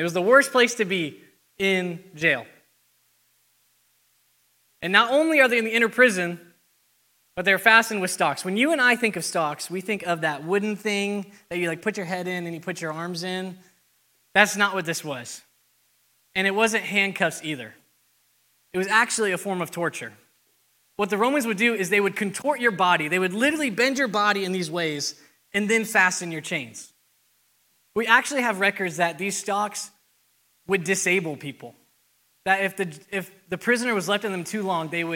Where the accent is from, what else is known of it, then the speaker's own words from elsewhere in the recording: Arizona, United States; now in Texas, United States; I'm not a native to Texan, I'm from Arizona